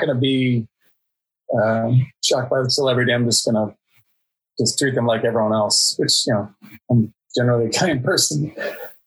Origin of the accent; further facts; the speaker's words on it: Indiana, United States; moved away as an adult; also born or lived in Prague, Czech Republic / London, United Kingdom; I'm from Indiana and I worked for 10 years in Czech Republic and Prague and London